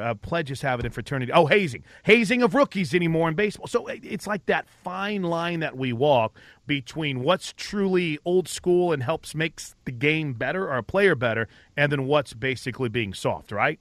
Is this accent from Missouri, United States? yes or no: yes; St. Louis, Missouri, United States; moved away; I grew up in Saint Louis